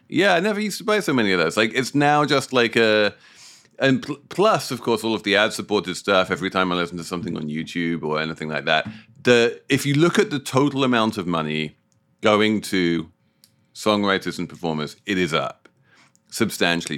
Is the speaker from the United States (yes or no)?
no; United Kingdom; moved away; as a Brit